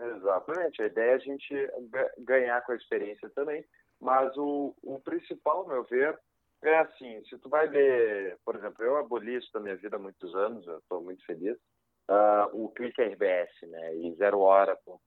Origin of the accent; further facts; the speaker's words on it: Porto Alegre, Rio Grande do Sul, Brazil; sou natural de Porto Alegre, cresci aqui nessa cidade